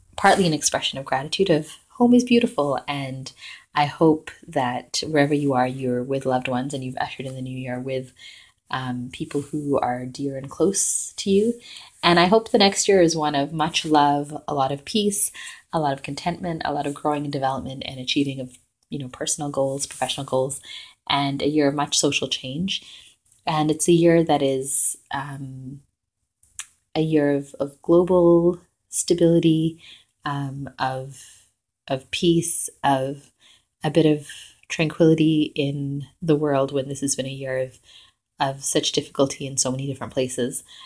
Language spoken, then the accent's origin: English; Vancouver, British Columbia, Canada; now in Toronto, Canada